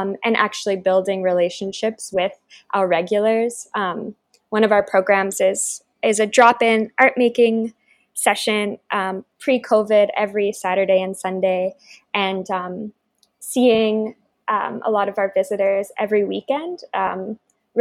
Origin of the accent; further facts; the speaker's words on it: Baltimore, Maryland, United States; I grew up in Baltimore, and so I've been attending the museum since I was very young